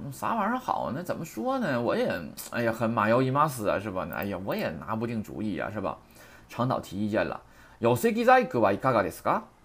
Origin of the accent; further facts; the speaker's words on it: China; 我们中国人